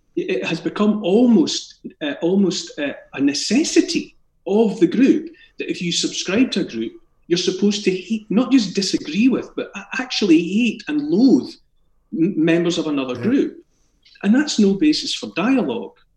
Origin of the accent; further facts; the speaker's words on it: Scotland, United Kingdom; accent: Scottish; born in Scotland and raised in Scotland. I have a Scottish accent